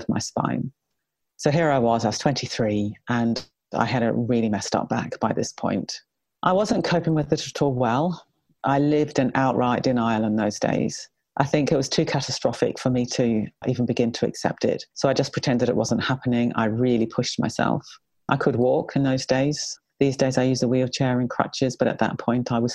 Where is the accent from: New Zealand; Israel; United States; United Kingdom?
New Zealand; I was brought up in New Zealand and I was a fairly typical kind of New Zealand kid